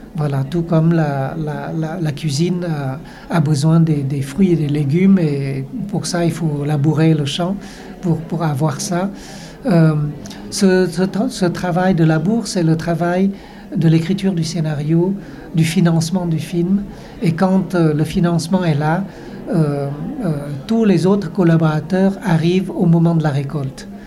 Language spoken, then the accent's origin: French; Vietnam; en tant que Vietnamien, étant Vietnamien